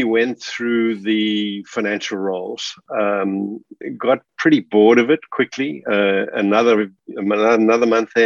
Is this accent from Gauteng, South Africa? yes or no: yes; Johannesburg, Gauteng, South Africa; moved away as an adult; now in Australia; I was born in Johannesburg, grew up in Johannesburg